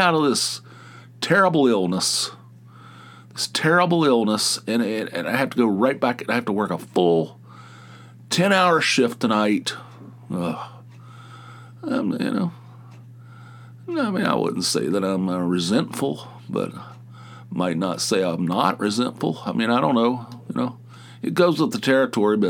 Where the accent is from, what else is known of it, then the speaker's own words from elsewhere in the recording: United States; I'm a male who grew up in the United States